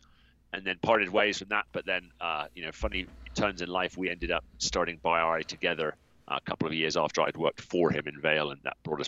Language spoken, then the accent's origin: English; South West England, United Kingdom; accent: US-influenced English; now in United States; I'm originally from the southwest of England. I'm regularly mistaken for an Aussie because of the US effect on my accent. But yeah, I'm from a county called Somerset.